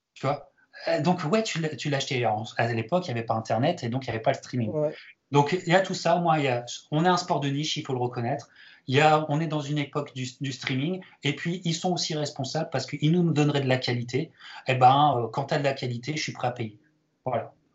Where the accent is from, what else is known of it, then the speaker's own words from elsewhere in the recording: France; en tant que Français